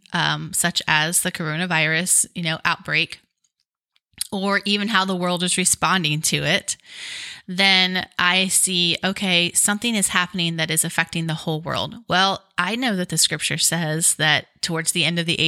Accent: United States; before I'm an American, I'm a child of God

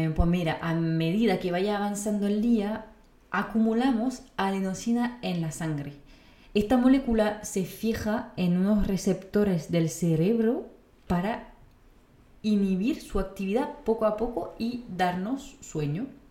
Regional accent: France; moved away; como francesa

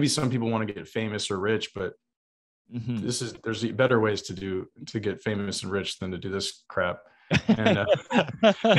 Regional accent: South Texas, United States; where I grew up on South Texas on the Mexican border.

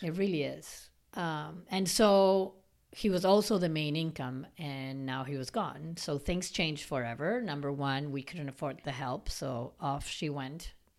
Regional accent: Argentina; moved away; growing up in Argentina and our family and how we were raised

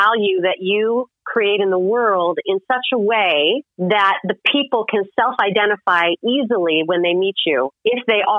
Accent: Illinois, United States; now in New York, United States; I first moved to New York and I thought, oh, I'm making all this money because I came from Illinois, the middle of Midwest in the cornfield.

